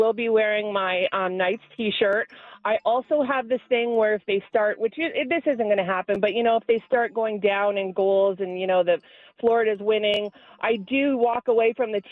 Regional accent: Toronto, Ontario, Canada; accent: Toronto; now in Las Vegas, United States; I'm from Toronto originally

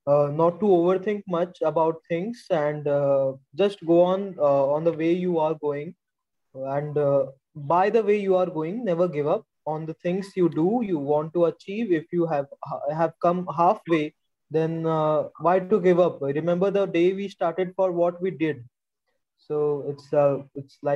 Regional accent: India

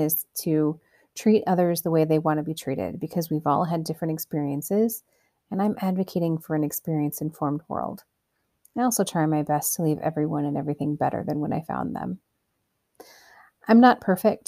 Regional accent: Cedar Rapids, Iowa, United States; I was born and raised in Iowa, Cedar Rapids, to be specific.

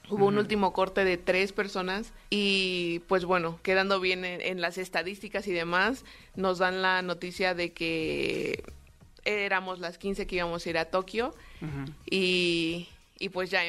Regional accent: Mexico City, Mexico; Ok, yo soy de aquí, de la Ciudad de México

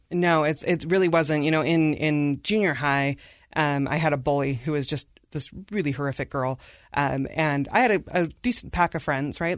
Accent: Davis County, Utah, United States; also born or lived in India / Salt Lake City, Utah; I've been at Davis County School Districts my whole public education

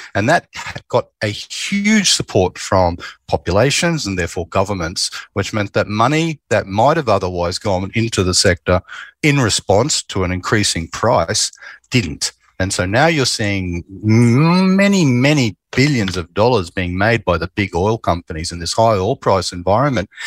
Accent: Queensland, Australia; I grew up in Queensland

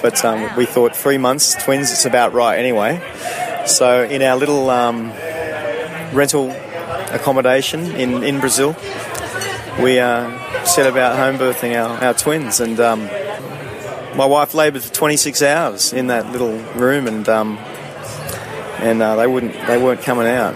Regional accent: Sydney, New South Wales, Australia; moved away as an adult; also born or lived in Canada / United Kingdom / South America; I grew up in Sydney until I was about 22

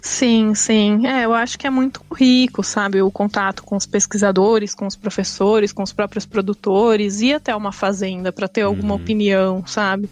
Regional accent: São Paulo, Brazil; Eu sou nascida aqui em São Paulo, fui criada aqui minha vida inteira

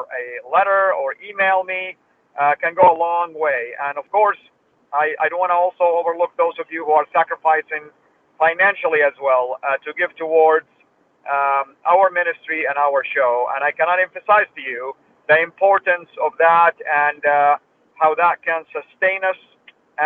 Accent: Saudi Arabia; moved away; I was born in Saudi Arabia and I was raised there.

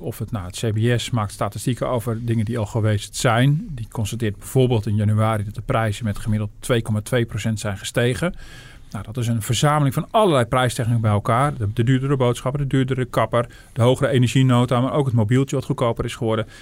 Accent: Netherlands; we als, als Hollanders

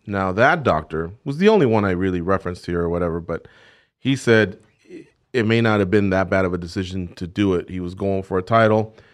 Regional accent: Orange County, California, United States; When we were growing up in Orange County, we're from Orange County, California

